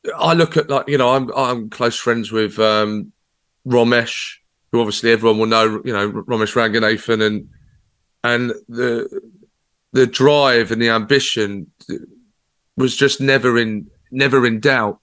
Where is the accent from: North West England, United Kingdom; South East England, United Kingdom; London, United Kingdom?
South East England, United Kingdom; Brighton; my hometown in Brighton